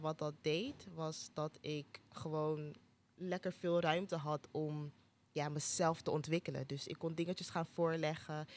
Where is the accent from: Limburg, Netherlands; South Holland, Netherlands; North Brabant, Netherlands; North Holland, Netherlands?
North Holland, Netherlands; Amsterdam; Ik ben opgegroeid in Amsterdam Zuidoost, dus dit is mijn thuishaven